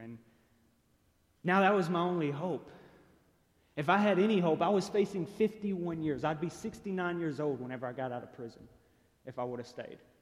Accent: Chattanooga, Tennessee, United States; I was born and raised here in Chattanooga

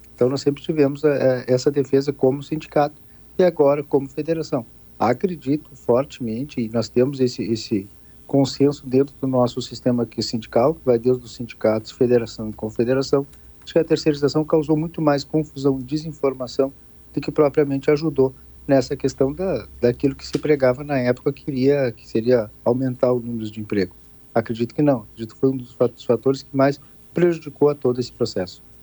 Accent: Arroio Grande, Rio Grande do Sul, Brazil; Nós saímos de uma região de fronteira, que é onde é a minha casa, eu sou daqui de, de Arroio Grande

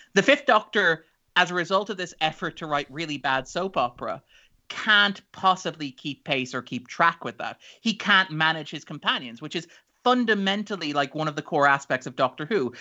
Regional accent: Ireland

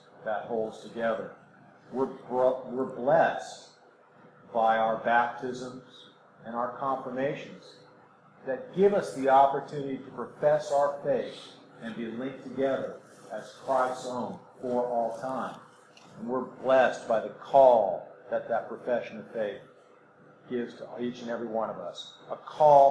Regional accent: California, United States; now in Mississippi, United States; I'm a good American, born and raised in California

